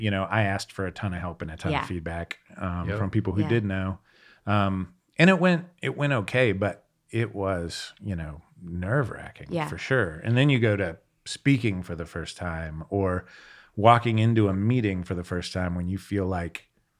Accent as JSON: {"language": "English", "town": "Pittsburgh", "region": "Pennsylvania", "country": "United States", "said": "I'm from Pittsburgh."}